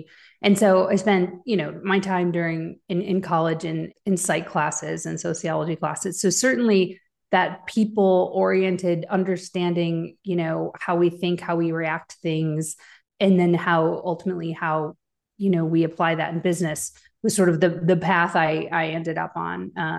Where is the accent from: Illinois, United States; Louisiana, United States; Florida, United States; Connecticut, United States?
Illinois, United States; Chicago; also born or lived in Wisconsin / Tennessee; I split my time between the Midwest in the Chicago and Wisconsin area and where my father was in Tennessee. So I had sort of split my time between both places.